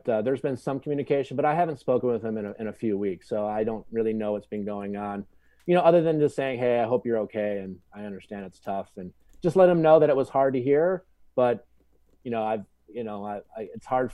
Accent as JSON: {"language": "English", "town": "Milwaukee", "region": "Wisconsin", "country": "United States", "tie": "born or raised there", "moved": "yes", "lives_now": "Los Angeles, United States", "said": "I grew up in Wisconsin, Milwaukee"}